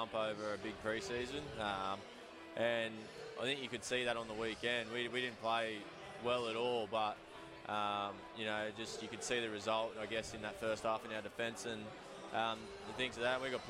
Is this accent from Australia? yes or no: yes; 2 hours north of Newcastle, New South Wales, Australia; moved away as an adult; now in Auckland, New Zealand; Newcastle is basically my hometown team. I grew up an hour and a half, 2 hours north of there